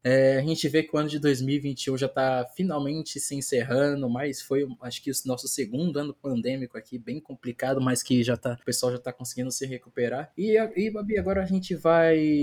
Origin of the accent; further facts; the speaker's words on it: Brazil; eu como brasileiro falo